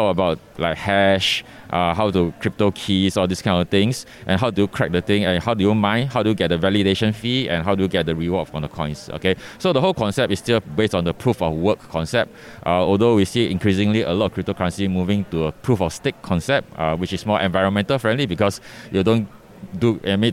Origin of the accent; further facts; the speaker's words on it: Singapore; I am from Singapore, so my company is Capital Games Studio